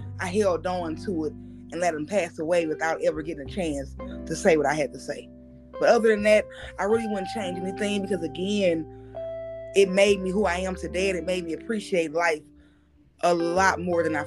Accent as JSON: {"language": "English", "town": "St. Louis", "region": "Missouri", "country": "United States", "tie": "born or raised there", "said": "I'm from St. Louis. I grew up North St. Louis"}